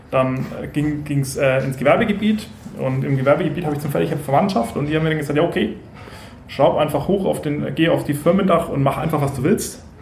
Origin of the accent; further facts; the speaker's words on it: Franconia, Bavaria, Germany; Ich komme aus dem Dorf mit ja, 300 Kühen und 200 Einwohnern. so richtig, richtig Dorf.